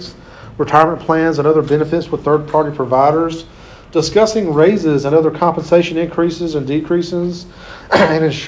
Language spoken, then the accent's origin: English; Clinton, United States; in my hometown of Clinton